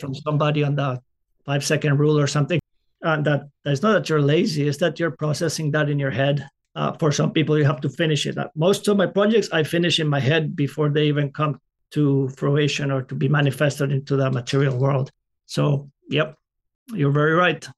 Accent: Colombia; moved away; I grew up in Colombia, South America

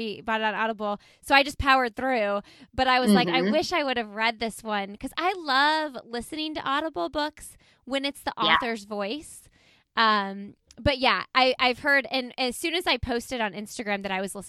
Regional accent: Indianapolis, Indiana, United States; I'm from Indianapolis

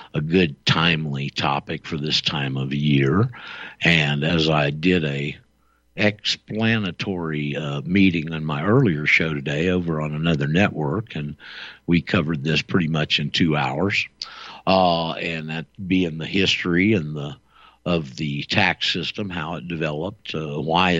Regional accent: Panama City, Florida, United States; I'm a native-born Floridian. My parents were both native-born Floridians, and we're from just a bit west of you over there, Bay County and Panama City.

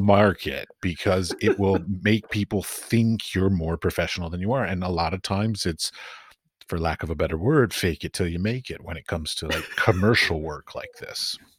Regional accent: Washington, District of Columbia, United States; moved away; also born or lived in London / San Francisco; I grew up in Washington, D.C.

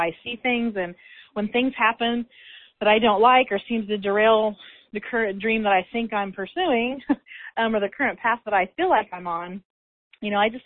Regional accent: Illinois, United States; moved away as an adult; also born or lived in Indiana; here we are back in Illinois in my hometown

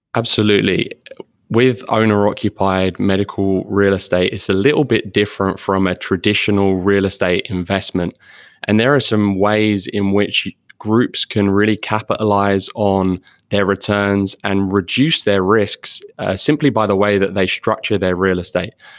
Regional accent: London, United Kingdom; moved away as an adult; now in Florida, United States; I am actually from London originally.

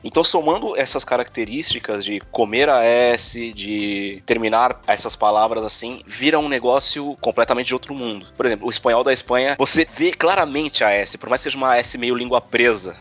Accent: São Paulo, Brazil; accent: Brazilian; moved away as an adult; now in Santiago, Chile; Eu sou de São Paulo, da Zona Norte, bairro Tremembé, e eu era bem provinciano

